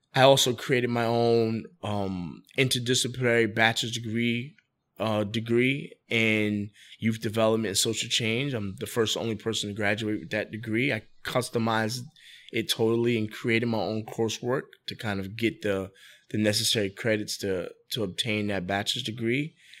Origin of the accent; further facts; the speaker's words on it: New York City, New York, United States; moved away as an adult; now in Wilmington, United States; I'm born and raised in the Bronx. So I lived in the Bronx for roughly twenty-three, twenty-four years